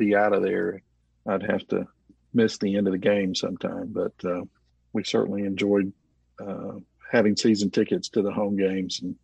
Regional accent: Montgomery, Alabama, United States; also born or lived in Tuscaloosa, Alabama / Auburn, Alabama; I grew up in Montgomery

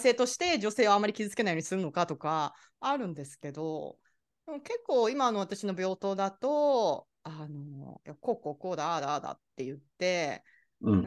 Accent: Japan; now in Florida, United States; 私は日本人だよ

